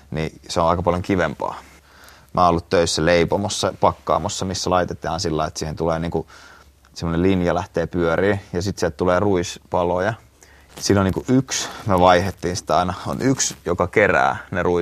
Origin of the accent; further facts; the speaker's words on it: Lohja, Uusimaa, Finland; born there; mä oon syntynyt Lohjalla ja, ja sitten asunut näissä kahdessa